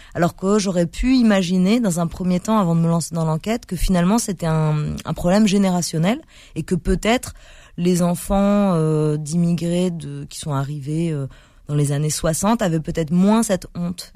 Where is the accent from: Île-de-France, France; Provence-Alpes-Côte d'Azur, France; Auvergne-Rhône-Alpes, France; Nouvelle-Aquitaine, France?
Île-de-France, France; Paris; je suis né à Paris dans le 14e